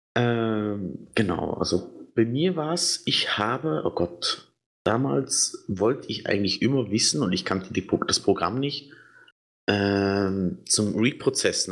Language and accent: German; Switzerland; Ich bin Schweizer